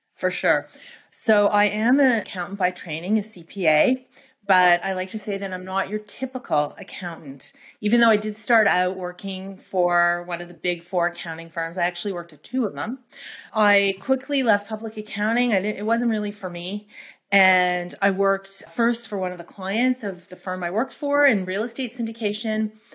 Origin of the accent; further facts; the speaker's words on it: Toronto, Ontario, Canada; I am from Canada, by the way, from Toronto